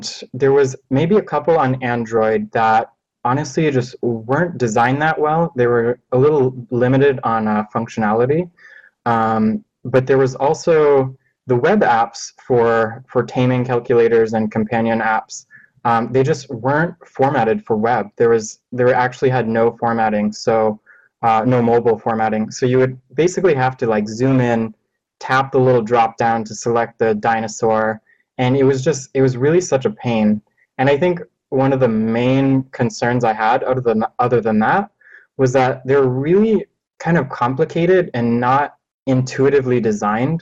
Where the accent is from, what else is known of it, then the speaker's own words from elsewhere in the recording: Los Angeles, California, United States; I'm from Los Angeles